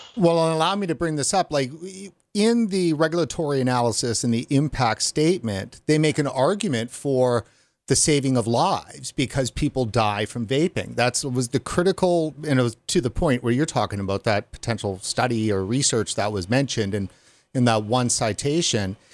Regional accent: Canada; as a Canadian

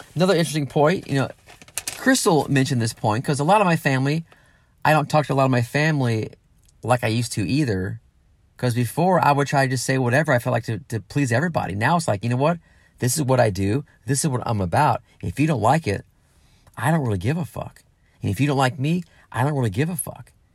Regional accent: Granite City, Illinois, United States; moved away as an adult; also born or lived in Los Angeles / San Diego / Nashville; my hometown, you know, the Midwest, the St. Louis area, Granite City, Illinois, where I'm from originally.

